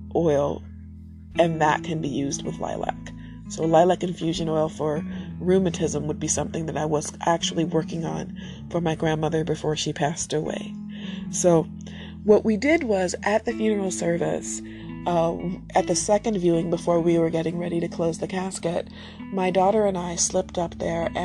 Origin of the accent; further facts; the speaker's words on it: United States; I'm American